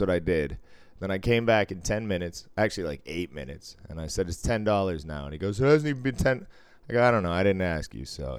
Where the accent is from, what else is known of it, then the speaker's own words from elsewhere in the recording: Cambridge, Massachusetts, United States; I grew up in North Cambridge